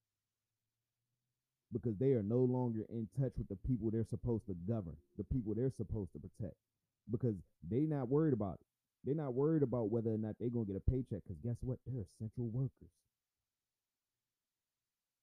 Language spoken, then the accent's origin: English; United States; I am an American, first and foremost